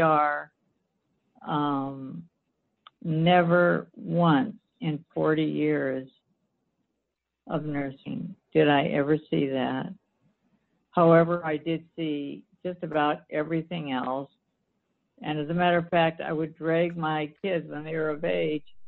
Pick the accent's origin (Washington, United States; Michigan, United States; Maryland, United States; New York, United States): Washington, United States; Seattle; also born or lived in Los Angeles, California / Orange County, California / Bellevue, Washington / Port Angeles, Washington; I grew up in Seattle, raised my children in Basel, and moved out to Port Angeles.